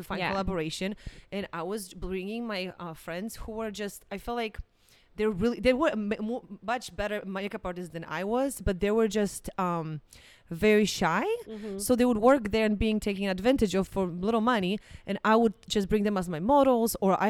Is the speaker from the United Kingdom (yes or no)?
no; Poland; English is a second language; now in United States; I remember when I came from Poland, because in Poland, it's kind of funny thing.